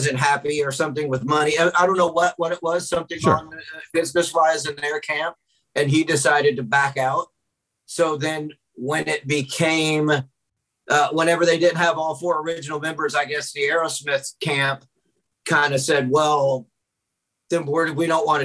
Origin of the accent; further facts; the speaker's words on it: Memphis, Tennessee, United States; moved away as an adult; now in Houston, United States; I live in Houston, even though I'm originally from Memphis. I've lived in Houston since 2009.